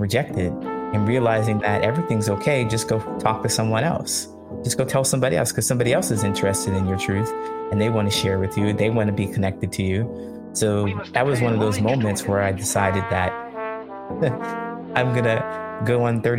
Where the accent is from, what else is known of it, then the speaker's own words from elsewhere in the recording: Ohio, United States; also born or lived in California; now in Chicago, United States; I grew up in Ohio